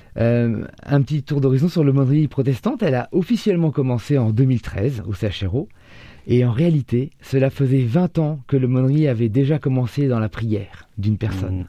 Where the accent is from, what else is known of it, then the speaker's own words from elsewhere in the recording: Orléans, Centre-Val de Loire, France; Je suis né en 1978 à Orléans